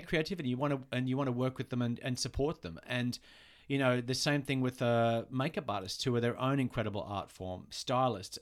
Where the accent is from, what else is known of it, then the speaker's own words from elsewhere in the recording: Australia; moved away as an adult; also born or lived in New York; now in Los Angeles, United States; we're from Australia